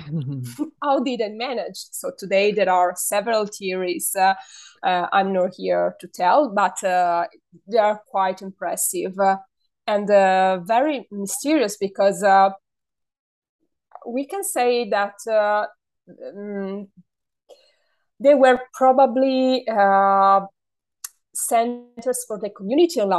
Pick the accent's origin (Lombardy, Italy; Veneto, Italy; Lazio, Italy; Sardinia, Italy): Sardinia, Italy; accent: Sardinian; first language Sardinian; English is a second language; when we were children, we were mocked because of our Sardinian accent by Italians. But I actually love my accent